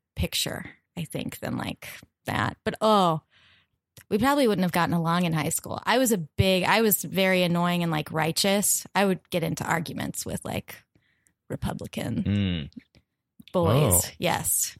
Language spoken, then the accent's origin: English; Norman, Oklahoma, United States; Oklahoma, where I'm from